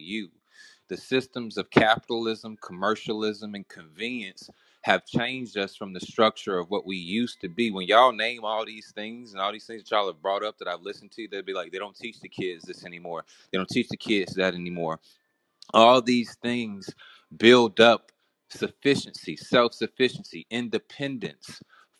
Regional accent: the South, United States; I'm from the South

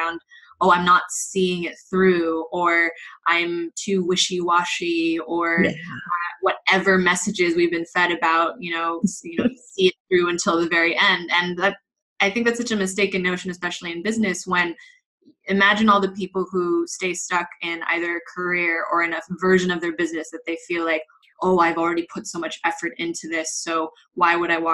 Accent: Los Angeles, California, United States; moved away as an adult; now in Madrid, Spain; I am originally from Los Angeles, but I'm based here in Madrid, Spain. I've been here for close to 9 years now

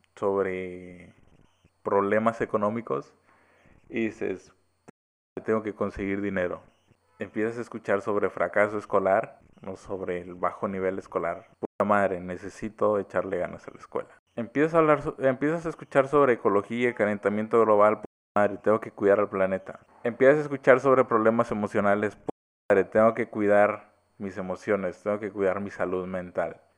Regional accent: Mexico; soy mexicano

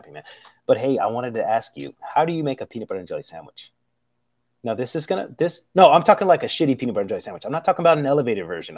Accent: United States; I'm American

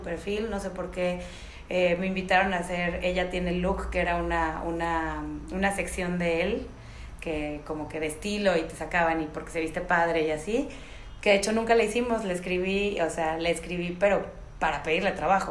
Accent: Xalapa, Veracruz, Mexico; moved away as an adult; also born or lived in Milan, Italy; now in Mexico City, Mexico; me vine a México, yo soy de Jalapa

